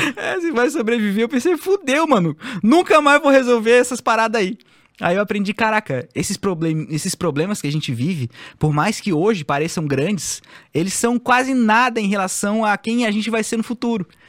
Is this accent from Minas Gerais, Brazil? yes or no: no; Florianópolis, Santa Catarina, Brazil; eu sou o manezinho da ilha